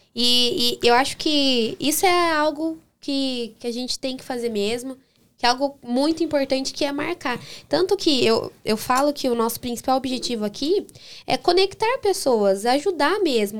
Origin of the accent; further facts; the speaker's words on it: Baiti, Paraná, Brazil; Baiti é minha terrinha.